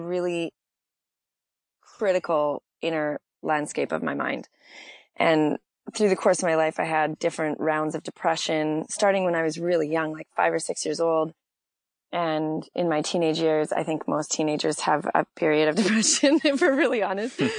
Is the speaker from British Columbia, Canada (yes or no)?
no; Saskatchewan, Canada; also born or lived in California; now in Los Angeles, United States; I grew up in a small town of like 150 people in Saskatchewan